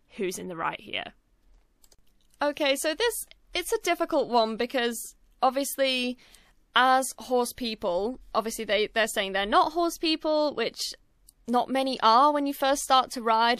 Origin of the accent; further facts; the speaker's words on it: United Kingdom; I'm British, and British people normally have the most sarcastic and crude sense of humor